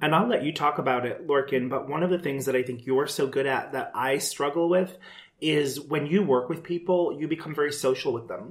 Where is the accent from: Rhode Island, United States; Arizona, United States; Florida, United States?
Rhode Island, United States; moved away; also born or lived in New York City; I grew up in Rhode Island